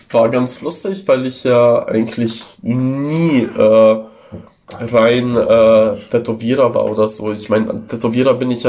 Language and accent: German; Italy; first language Italian; German is a second language; eine sehr viel ältere Sprache als das äh, Italienische, also meine Muttersprache.